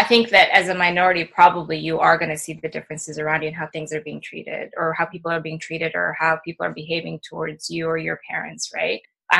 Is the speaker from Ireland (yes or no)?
no; Ecuador; born there; I was born in Ecuador, traveled through different places.